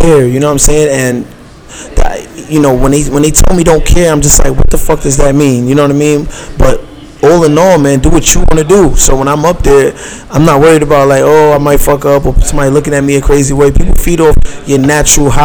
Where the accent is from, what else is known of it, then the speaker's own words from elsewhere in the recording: New York City, New York, United States; I'm from downtown Brooklyn. I'm from Fort Greene